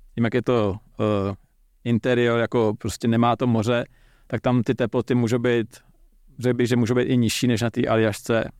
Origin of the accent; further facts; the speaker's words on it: Czechia; jako Čech